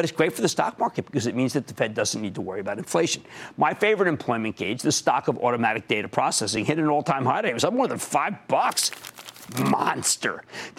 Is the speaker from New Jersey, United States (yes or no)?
yes; New Jersey, United States; Andrew, my home state of New Jersey.